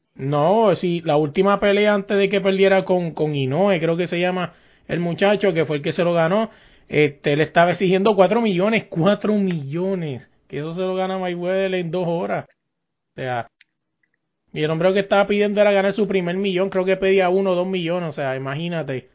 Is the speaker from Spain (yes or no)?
no; Puerto Rico; yo soy de Puerto Rico